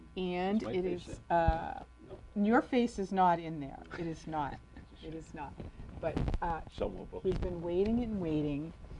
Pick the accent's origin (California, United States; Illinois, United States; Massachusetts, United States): Massachusetts, United States; We're from Massachusetts.